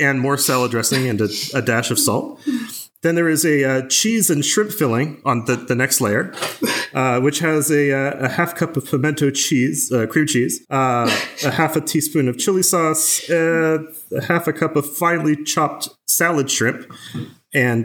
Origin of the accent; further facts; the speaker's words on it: New Hampshire, United States; I grew up in the Northeast, in New Hampshire